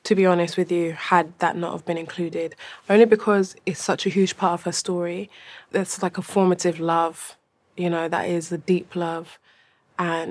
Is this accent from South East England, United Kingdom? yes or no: no; London, United Kingdom; I'm from London. I think it's very, like, I think I have a very London perspective on the world